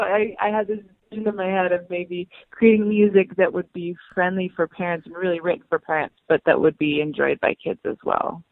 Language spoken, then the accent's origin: English; Wisconsin, United States; also born or lived in Utah; now in Salt Lake City, United States; I grew up in Wisconsin